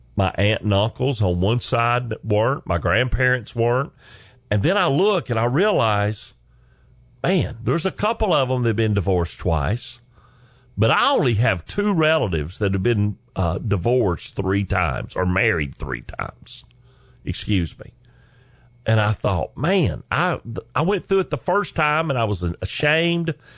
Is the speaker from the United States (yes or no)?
yes; the South, United States; accent: southern drawl; I'm from the South. I'm a Southern gentleman